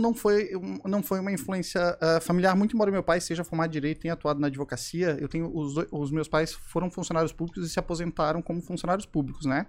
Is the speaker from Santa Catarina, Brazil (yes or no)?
yes; Florianópolis, Santa Catarina, Brazil; accent: manezinho; eu sou manezinho da ilha, nasci aqui em Floripa, sou neto de pescadores